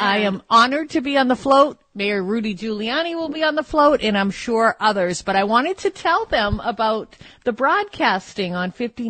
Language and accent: English; United States; I'm very, very proud to be American, but I also like my heritage. You know, on my father's side, I have a great grandparents from Belgium. On my grandfather's paternal side, from Armenia. My mother's just from Italy.